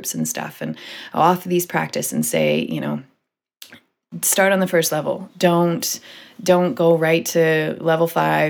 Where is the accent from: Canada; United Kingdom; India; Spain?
Canada; as a Canadian